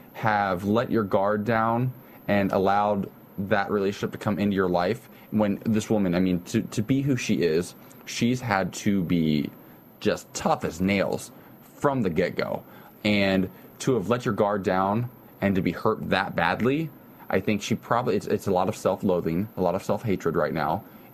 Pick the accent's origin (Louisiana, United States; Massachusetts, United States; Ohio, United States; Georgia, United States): Ohio, United States; from the South.